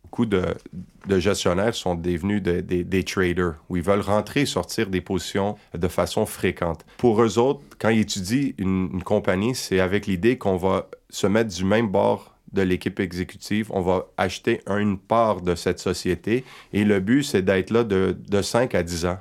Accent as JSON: {"language": "French", "region": "Quebec", "country": "Canada", "said": "ici chez nous au Québec"}